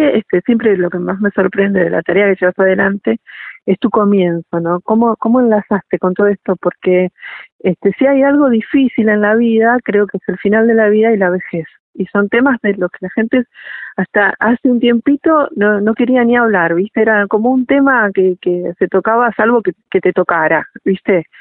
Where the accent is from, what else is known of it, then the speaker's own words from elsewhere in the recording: Argentina; como argentinos